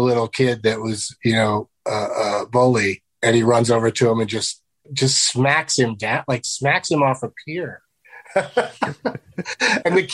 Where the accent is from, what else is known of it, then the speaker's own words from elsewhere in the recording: San Diego, California, United States; Middle class, Southern California, San Diego